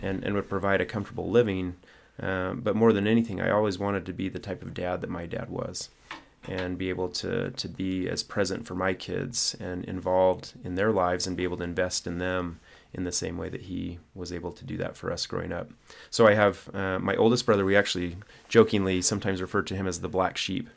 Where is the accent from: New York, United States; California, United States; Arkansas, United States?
Arkansas, United States; we grew up in Arkansas